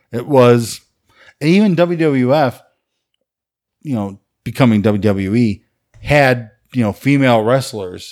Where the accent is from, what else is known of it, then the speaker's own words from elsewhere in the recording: Chicago, Illinois, United States; I grew up in Chicago